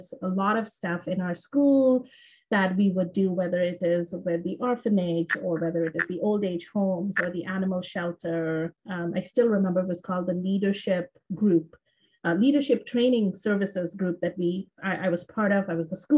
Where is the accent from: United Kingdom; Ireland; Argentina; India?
India; Shillong, Meghalaya; moved away as an adult; also born or lived in Vancouver, Canada / Silicon Valley, United States; now in Canada; I was born and raised in the northeastern part of India in a small town called Shillong